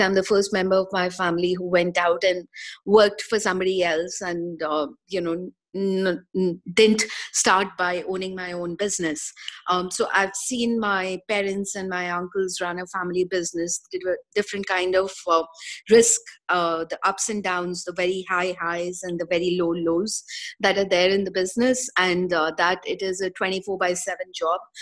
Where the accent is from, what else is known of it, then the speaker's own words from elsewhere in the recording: India; moved away as an adult; also born or lived in Singapore; I was born, brought up in India, uh, and spent good part of my first 30 years of my life in India.